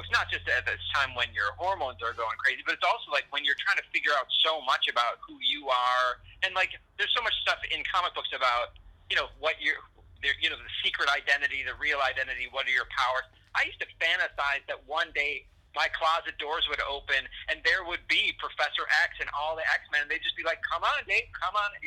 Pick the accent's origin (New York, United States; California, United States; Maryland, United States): New York, United States; Buffalo; I grew up in Buffalo